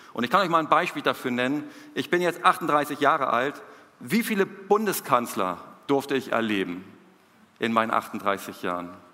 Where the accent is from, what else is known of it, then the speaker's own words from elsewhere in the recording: Hamburg, Germany; moved away as an adult; now in Peru; hier zu sein, in Hamburg, in meiner Heimatstadt